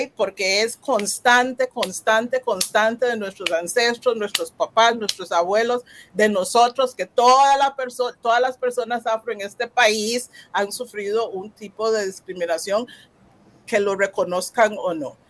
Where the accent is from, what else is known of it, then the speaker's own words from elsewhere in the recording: Costa Rica; Yo soy costarricense